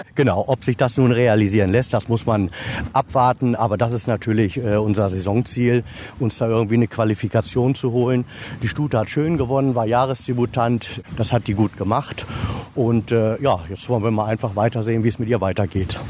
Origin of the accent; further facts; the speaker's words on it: Rotenburg an der Wümme, Lower Saxony, Germany; Ich bin geboren in Rothenburg an der Wümme, also nähe Fährhof